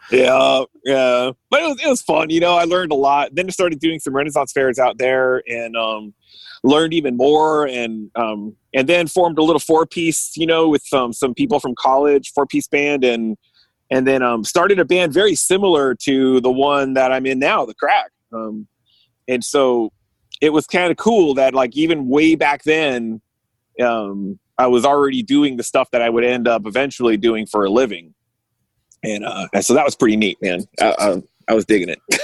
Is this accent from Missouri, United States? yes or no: no; California, United States; I'm born and raised in California